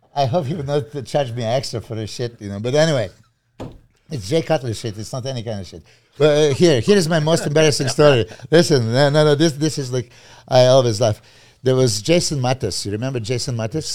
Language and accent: English; Serbia; English is a second language; moved away as an adult; I'm from Serbia